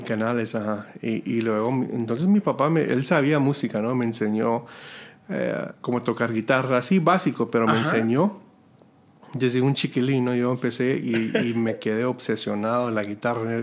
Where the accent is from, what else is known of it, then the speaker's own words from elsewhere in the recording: Robstown, Texas, United States; Spanish is a second language; yo vengo de una ciudad que se llama Robstown, Texas